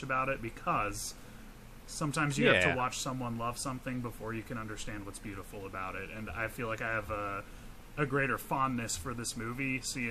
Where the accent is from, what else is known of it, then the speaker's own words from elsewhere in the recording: McKinney, Texas, United States; a high school in my hometown. Yep, McKinney North High School